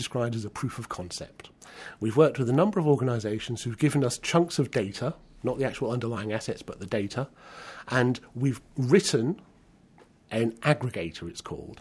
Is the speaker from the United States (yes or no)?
no; Newcastle upon Tyne, North East England, United Kingdom; I was born in Newcastle in 1960